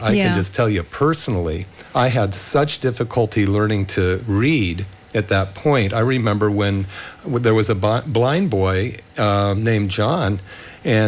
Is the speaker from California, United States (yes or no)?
yes; Bay Area, California, United States; when I was a kid growing up in the Bay Area